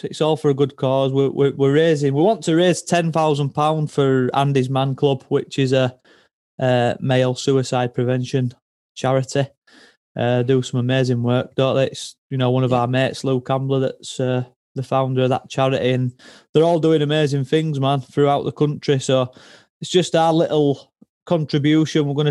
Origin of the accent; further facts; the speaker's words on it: Halifax, Yorkshire and the Humber, United Kingdom; Fellow Halifax lad